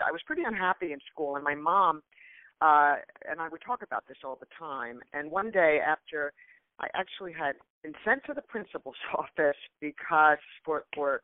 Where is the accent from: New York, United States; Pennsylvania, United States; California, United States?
New York, United States; New York City; I grew up in New York City, and when I was 12 years old, I actually quit school